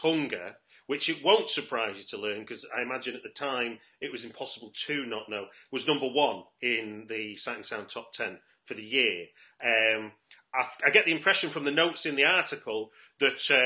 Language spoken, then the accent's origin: English; Manchester, North West England, United Kingdom; I grew up in North Manchester